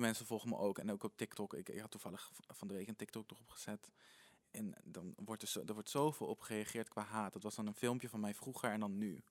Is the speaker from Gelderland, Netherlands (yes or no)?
yes; Apeldoorn, Gelderland, Netherlands; geboren en getogen in Apeldoorn